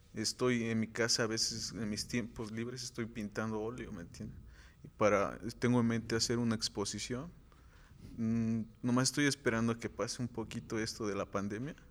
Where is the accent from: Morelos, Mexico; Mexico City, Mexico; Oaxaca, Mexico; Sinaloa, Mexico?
Morelos, Mexico; Amayuca; Soy originario de Amayuca, pertenezco al municipio de aquí de Janteterco